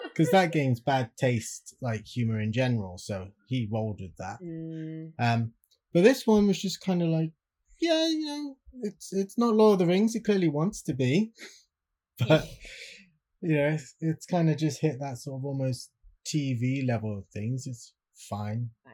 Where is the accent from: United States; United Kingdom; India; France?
United Kingdom; Swindon, South West England; my hometown of Swindon